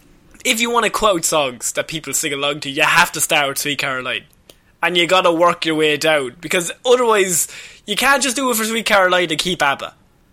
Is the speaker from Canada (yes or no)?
no; Liverpool, North West England, United Kingdom; I'm from Liverpool, but please.